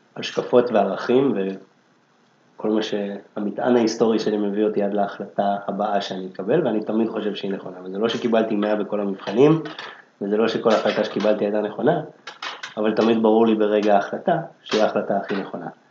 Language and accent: Hebrew; Jerusalem, Jerusalem District, Israel; moved away as an adult; now in Tel Aviv, Israel; גדלתי בירושלים, עכשיו אני גר בתל אביב כבר 15 שנה